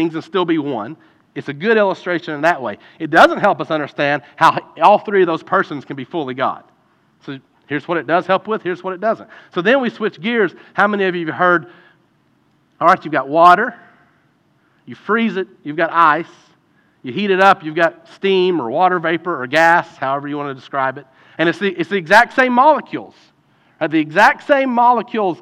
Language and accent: English; Eastern Kentucky, United States; growing up in Eastern Kentucky, you grew up with a basketball in your hand